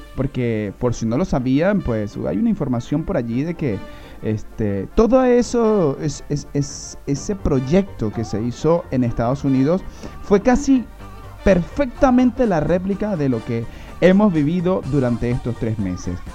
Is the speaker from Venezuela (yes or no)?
yes; Venezuela; moved away